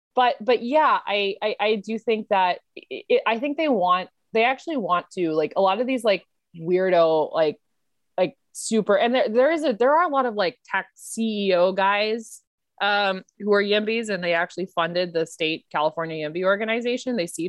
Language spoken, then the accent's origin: English; India; I'm Indian, so there's obviously some like, you know, there's Asian American immigrants